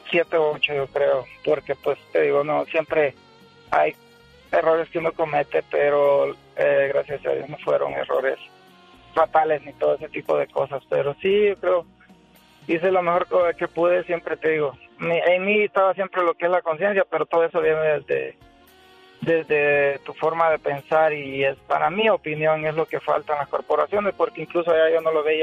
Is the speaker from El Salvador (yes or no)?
yes; El Salvador; En El Salvador.